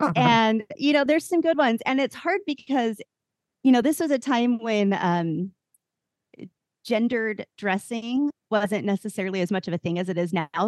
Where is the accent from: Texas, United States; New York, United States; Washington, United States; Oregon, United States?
Oregon, United States; Portland; I grew up right outside Portland, Oregon